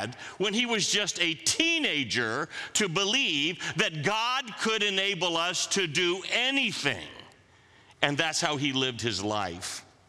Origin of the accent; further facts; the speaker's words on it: Manila, Metro Manila, Philippines; Now, I grew up in Manila, as the video said.